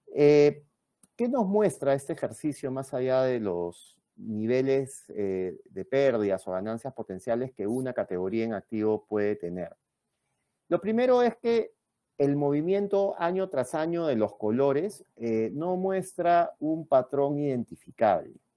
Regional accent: Peru

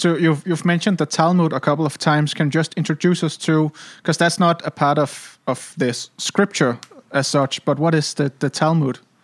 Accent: Copenhagen, Capital Region of Denmark, Denmark; we're both from Copenhagen

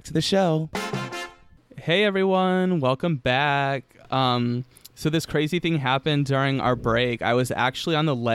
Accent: United States; someone that has grown up in America

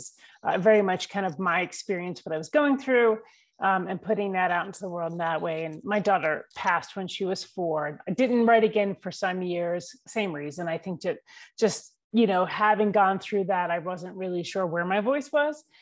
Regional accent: New York, United States; I live in the mountains of North Georgia. I'm originally from New York, but grew up all over the country.

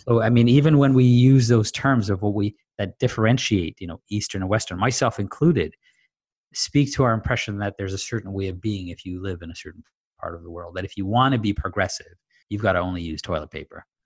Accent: Dar es Salaam, Tanzania; also born or lived in Zanzibar; now in Canada; I grew up in Dar es Salaam, Tanzania, and my family's originally Zanzibari

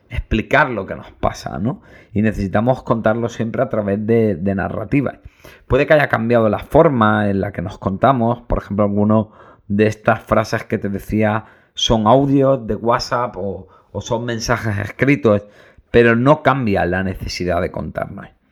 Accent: Granada, Andalusia, Spain; soy muy de Granada

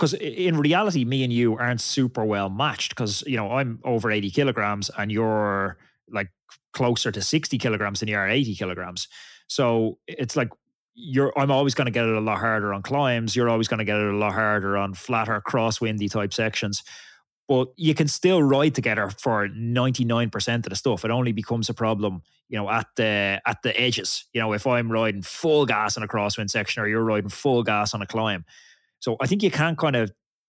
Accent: Ireland; as an Irish rider

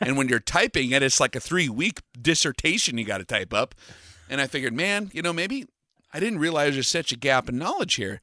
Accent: western United States, United States; the western part of uh, the United States where I grew up

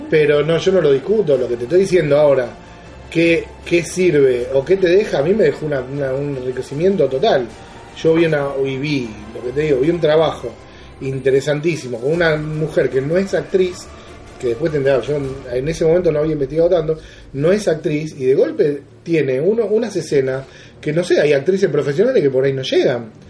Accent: Argentina; yo soy argentino

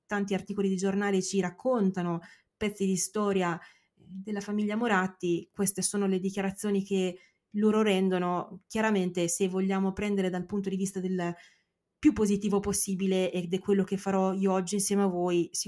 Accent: San Patrignano area, Emilia-Romagna, Italy; per quanto riguarda San Patrignano è bello da vedere perché è eh, chiaramente la mia terra.

